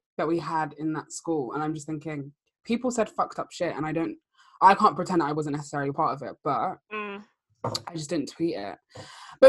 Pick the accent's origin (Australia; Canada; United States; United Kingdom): United Kingdom; London; growing up in London